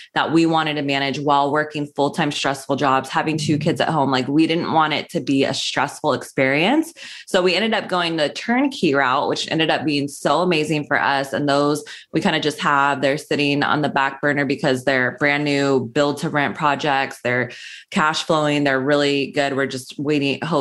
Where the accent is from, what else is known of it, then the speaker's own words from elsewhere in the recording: Sacramento, California, United States; moved away as an adult; now in Los Angeles, United States; I'm from Northern California. I grew up in Sacramento.